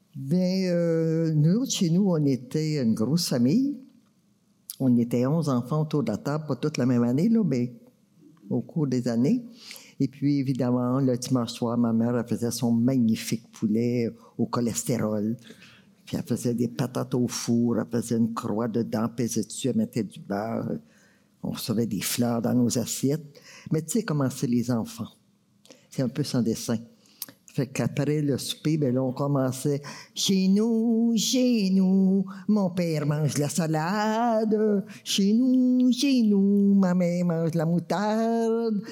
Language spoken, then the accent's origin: French; Maniwaki, Quebec, Canada; je viens de Maniwaki